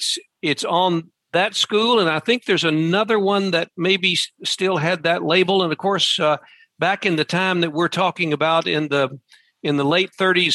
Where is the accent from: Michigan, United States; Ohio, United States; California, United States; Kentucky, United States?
Kentucky, United States; Glasgow; we grew up in Glasgow, 20 miles from Horse Cave, 15 miles from Horse Cave.